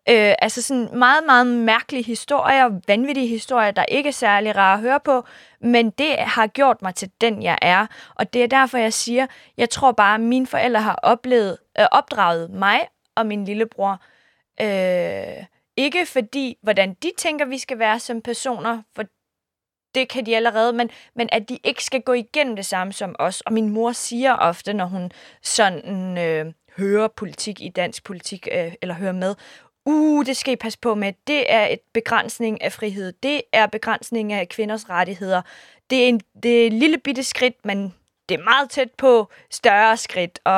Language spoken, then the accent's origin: Danish; Iran; Jeg er kurder fra Iran. Det er en minoritet, hvor øh, der bor 10 procent.